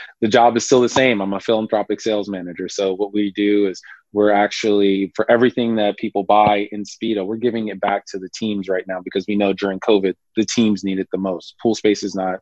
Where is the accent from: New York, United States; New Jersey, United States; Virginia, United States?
New Jersey, United States; Irvington; I grew up in Irvington, New Jersey